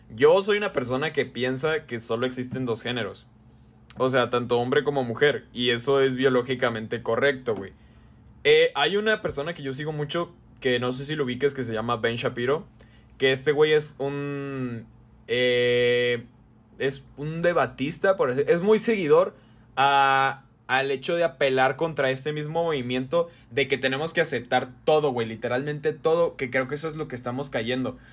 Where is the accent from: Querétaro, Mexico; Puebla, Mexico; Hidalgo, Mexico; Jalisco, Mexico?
Jalisco, Mexico; ya saben que somos de Jalisco